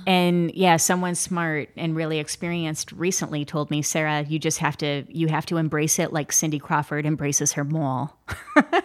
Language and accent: English; Midwest, United States; I'm from the Midwest